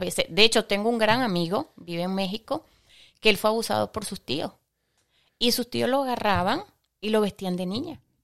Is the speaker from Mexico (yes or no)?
no; Venezuela; moved away; also born or lived in Ecuador; en mi país natal, que es Venezuela